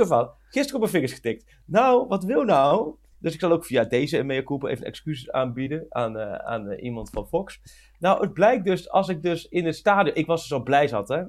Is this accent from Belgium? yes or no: no; Achterhoek, Gelderland, Netherlands; Ik kom uit de Achterhoek